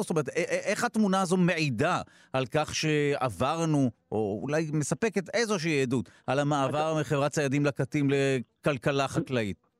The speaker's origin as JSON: {"language": "Hebrew", "town": "Netanya", "region": "Central District", "country": "Israel", "tie": "born or raised there", "said": "לעיר הולדתי נתניה, שם היה קונסרבטוריון"}